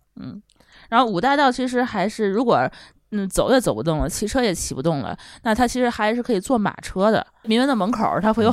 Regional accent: Tianjin, China; 我妈是外宣，我从小在那长大

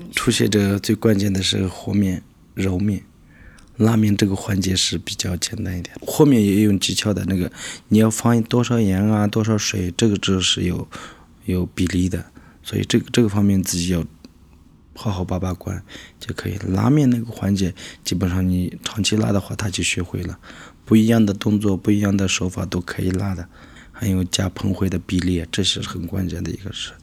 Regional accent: Hualong, Qinghai, China; moved away as an adult; now in Shenzhen, China; 我来自青海花轮的一个小山村。嗯，来深圳已经是十多年了，我是零六年的八月份到深圳的

